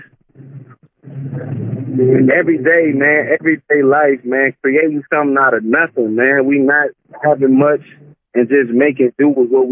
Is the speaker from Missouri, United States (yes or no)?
yes; St. Louis, Missouri, United States; I'm from St. Louis, Missouri. West side of St. Louis, born and raised.